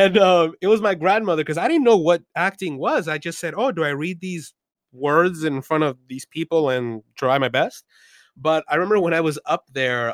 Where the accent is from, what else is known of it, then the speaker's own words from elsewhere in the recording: Los Angeles, California, United States; also born or lived in Mexico City, Mexico; I was born in East Los Angeles, but I was actually raised in Mexico City for the first 8 or 9 years of my life